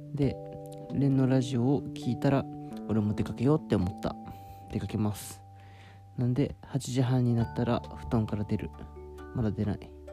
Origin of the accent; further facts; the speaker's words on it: Shizuoka, Japan; moved away; 自分が静岡出身で